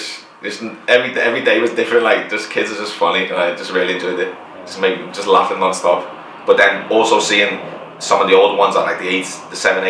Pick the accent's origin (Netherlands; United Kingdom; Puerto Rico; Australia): United Kingdom; Liverpool, North West England; also born or lived in Hackney, London; we're both from Liverpool